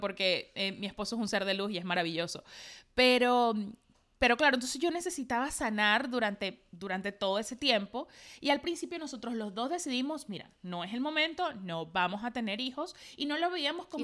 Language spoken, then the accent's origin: Spanish; Maracay, Aragua, Venezuela; los diseñadores me llamaban en Maracay, yo soy de Maracay